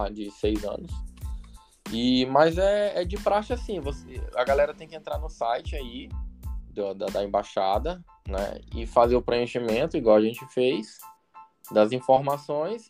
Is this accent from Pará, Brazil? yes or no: yes; Marabá, Pará, Brazil; moved away as an adult; also born or lived in Rio de Janeiro, Brazil; now in United States; Eu mesmo para mim eu sou paraense, para mim eu sou marabaense